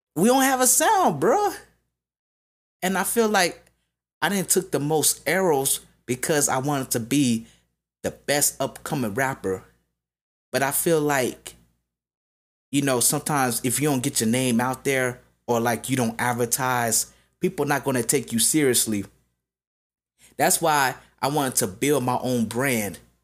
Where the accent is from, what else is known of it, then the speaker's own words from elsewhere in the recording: Las Vegas, Nevada, United States; I'm from Vegas